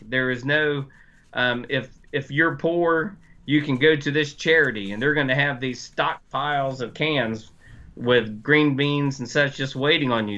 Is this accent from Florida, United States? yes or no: no; North Carolina, United States; I'm from North Carolina